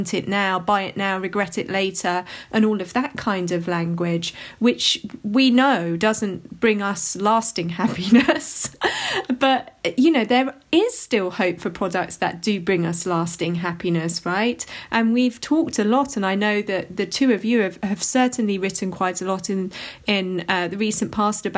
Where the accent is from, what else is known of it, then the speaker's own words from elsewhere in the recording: London, United Kingdom; somebody who's from London